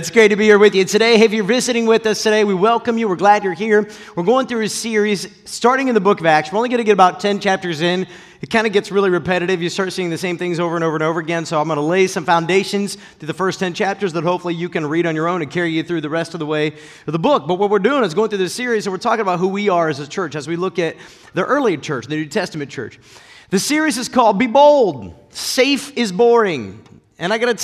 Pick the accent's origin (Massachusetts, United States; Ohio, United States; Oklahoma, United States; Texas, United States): Ohio, United States; Akron; I grew up in Northeast Ohio in the Akron area